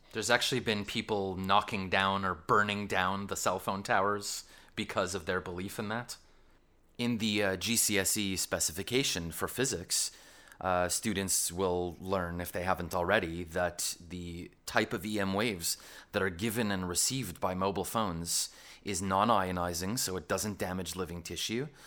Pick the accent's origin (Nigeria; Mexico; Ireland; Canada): Canada; accent: Canadian; now in London, United Kingdom; my Canadian accent